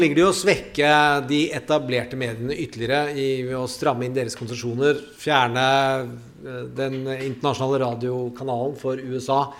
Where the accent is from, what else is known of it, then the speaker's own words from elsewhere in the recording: Mysen, Østfold, Norway; Jeg er fra Mysen